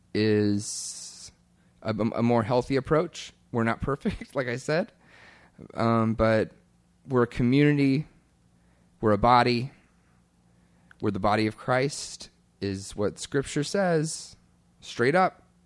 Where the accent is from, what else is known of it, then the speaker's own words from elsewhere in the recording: Kentucky, United States; moved away; my home church growing up in Kentucky